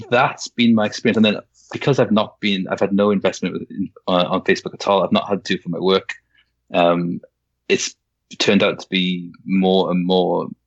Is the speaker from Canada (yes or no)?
no; Wales, United Kingdom; now in Yorkshire, United Kingdom; I'm Welsh. My parents both Welsh. I was brought up in Wales, but I live I live in Yorkshire, so I've had